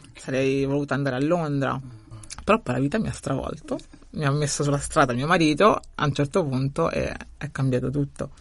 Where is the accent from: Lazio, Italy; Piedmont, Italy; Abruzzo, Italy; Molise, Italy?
Lazio, Italy; Rome; now in Bari, Italy; Sono nata a Roma, quindi nata a Roma, cresciuta a Roma e poi sono migrata